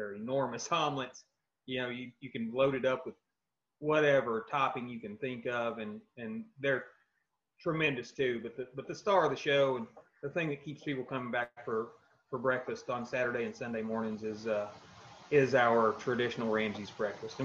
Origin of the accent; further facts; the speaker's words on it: South Central Kentucky, United States; growing up in South Central Kentucky on a tobacco farm